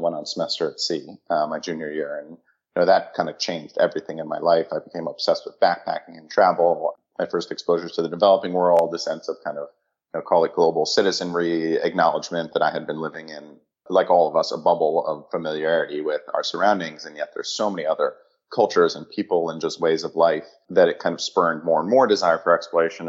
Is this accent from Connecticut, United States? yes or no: yes; Connecticut, United States; also born or lived in New York City; So I ended up growing up in Connecticut, about an hour outside of the city